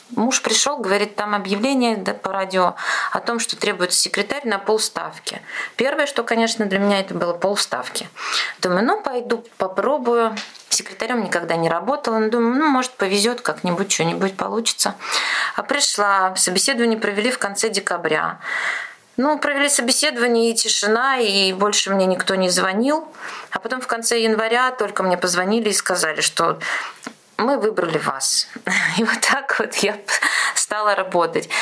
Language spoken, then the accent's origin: Russian; Ulyanovsk, Ulyanovsk Oblast, Russia; я тоже из Ульяновска